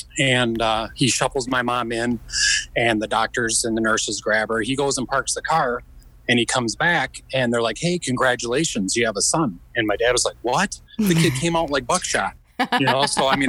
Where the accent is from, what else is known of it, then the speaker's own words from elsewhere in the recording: Midwest, United States; So, I mean, I grew up in the Midwest.